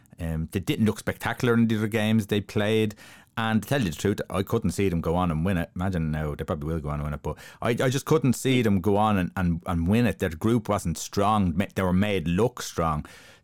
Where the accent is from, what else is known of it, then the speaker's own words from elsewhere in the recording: Ireland; we're Irish, we're used to it